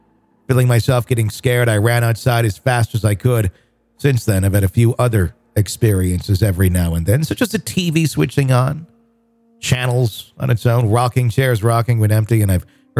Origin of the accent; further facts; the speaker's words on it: Sweden; I'm from Sweden.